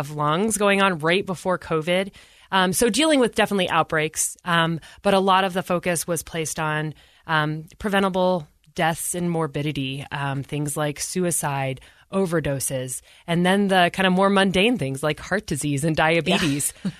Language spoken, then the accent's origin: English; Utah, United States; I said, "Oh, I'm from the United States." He's like, "Yeah, but what state?" I said Utah